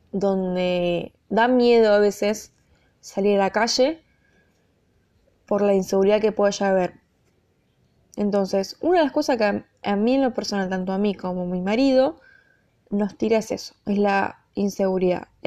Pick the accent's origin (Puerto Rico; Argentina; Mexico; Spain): Argentina; also born or lived in United States; yo obviamente nací, soy argentina, soy hija de argentinos, me crié en Argentina, viví en la época del 2000, 2001 en Estados Unidos